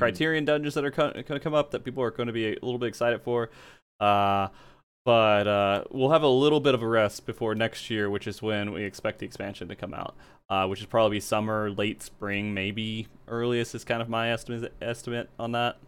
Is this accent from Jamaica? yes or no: no; the South, United States; moved away; I grew up in the South